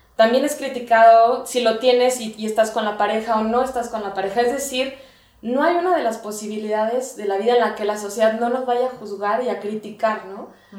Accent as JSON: {"language": "Spanish", "town": "Guadalajara", "region": "Jalisco", "country": "Mexico", "said": "yo soy de Guadalajara"}